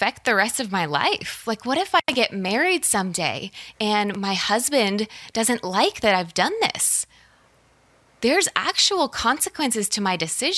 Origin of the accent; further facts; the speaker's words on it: Colorado Springs, Colorado, United States; there was a massive church where I grew up in Colorado Springs